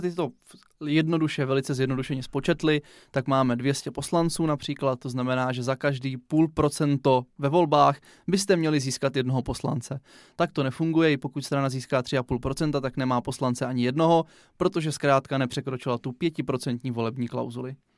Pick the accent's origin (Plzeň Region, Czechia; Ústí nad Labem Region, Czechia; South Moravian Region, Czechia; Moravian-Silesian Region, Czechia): South Moravian Region, Czechia; U nás na Jižní Moravě